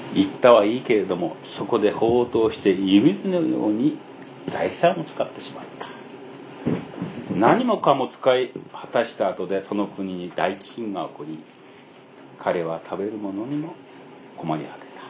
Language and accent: Japanese; Abashiri, Hokkaido, Japan; moved away; 私のふるさとです